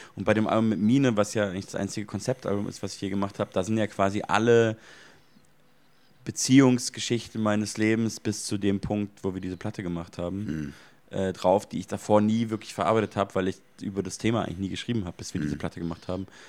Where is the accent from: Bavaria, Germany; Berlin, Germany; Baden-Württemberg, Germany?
Bavaria, Germany; Munich; in meiner Heimatstadt in München